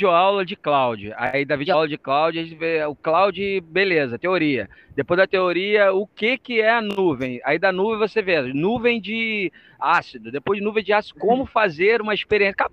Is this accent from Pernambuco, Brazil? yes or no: no; Angra dos Reis, Rio de Janeiro, Brazil; now in Florianópolis, Brazil; Primeiro que eu vim de Angra, então, praia.